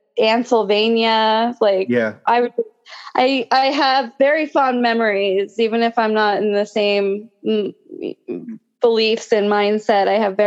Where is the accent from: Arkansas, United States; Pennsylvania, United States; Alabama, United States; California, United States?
California, United States; Orange County; also born or lived in Central New Jersey; now in Phoenix, United States; I spent half my childhood back and forth between Orange County, California, and New Jersey, Central New Jersey.